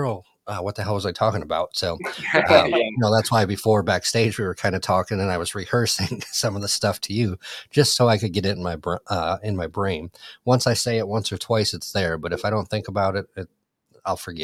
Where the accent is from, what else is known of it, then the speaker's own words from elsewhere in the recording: Michigan, United States; now in Orlando, United States; my Michigan sleeve, you know, with the Red Wings. I got the Tigers, and so kind of my hometown sleeve.